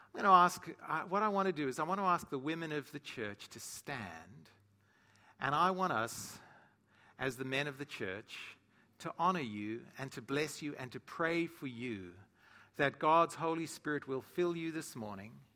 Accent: South Africa; moved away; growing up in South Africa, or in Africa

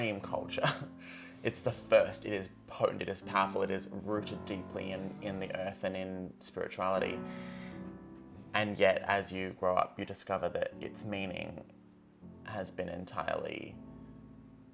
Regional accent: Far North Queensland, Australia; now in South Australia, Australia; I grew up in Far North Queensland

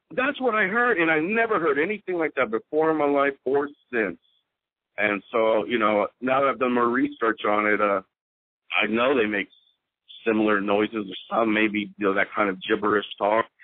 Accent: Houston, Texas, United States; I'm I'm from Houston

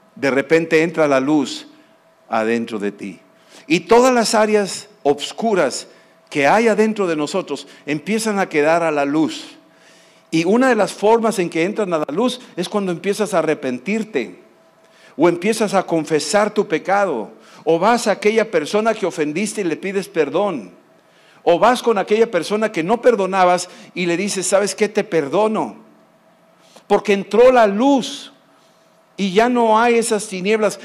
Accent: Mexico; yo vengo de México

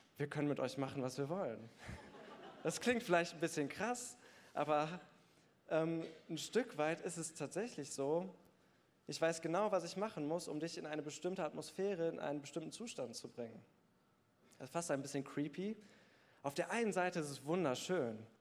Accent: Bergneustadt, North Rhine-Westphalia, Germany; Ich bin in Bergneustadt groß geworden

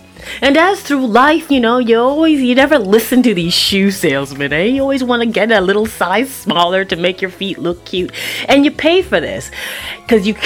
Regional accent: Toronto, Ontario, Canada; moved away; also born or lived in Vancouver; when I was growing up in Toronto, Scarborough, Eppleworth, Kennedy and Eglinton

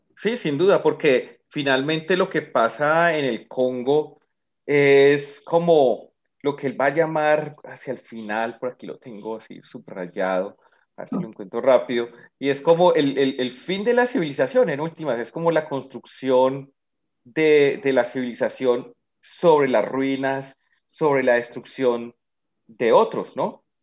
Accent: Bogotá, Colombia; como bogotano

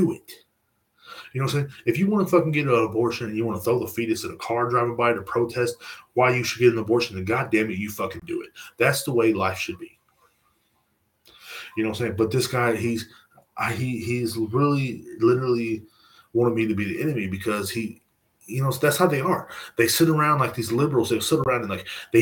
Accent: Texas, United States; I'm from Texas.

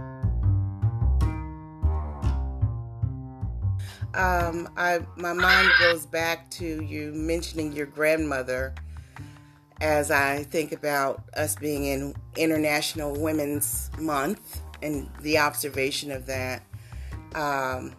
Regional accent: Texas, United States; also born or lived in Connecticut; I grew up basically in Texas

